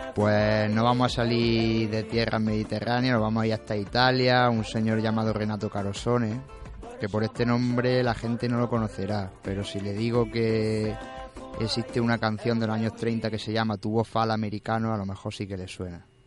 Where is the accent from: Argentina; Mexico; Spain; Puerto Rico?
Spain; Andalusia; accent: Andalusian; mi acento andaluz